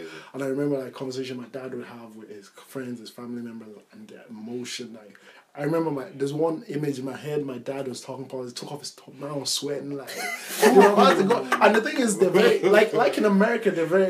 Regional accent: Nigeria; moved away; growing up in Nigeria

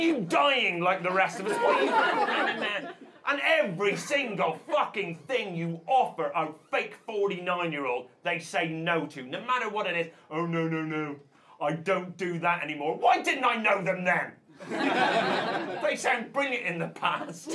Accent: Northern Ireland, United Kingdom; I am Northern Irish.

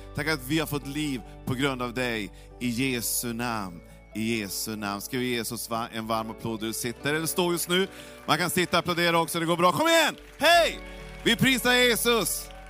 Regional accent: Norrland, Sweden; jag är mycket märklig norrlänning

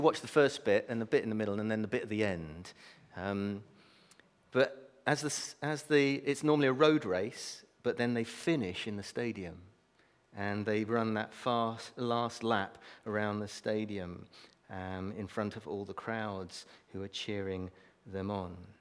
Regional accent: Brazil; moved away; I was brought up in Brazil

